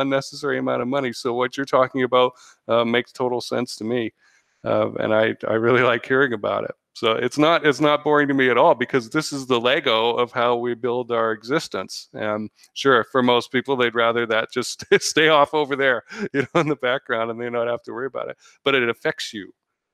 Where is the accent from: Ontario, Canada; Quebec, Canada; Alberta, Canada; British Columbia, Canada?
British Columbia, Canada; North Vancouver; moved away as an adult; now in United States; I have 6 years of municipal high-level volunteer experience back in my hometown